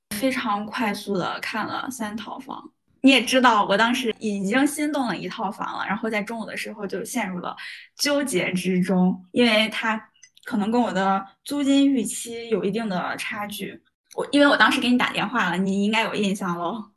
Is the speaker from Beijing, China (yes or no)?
no; Hebei, China; moved away as an adult; now in Haikou, China; 我就强烈地感受到了我和，作为河北人的连接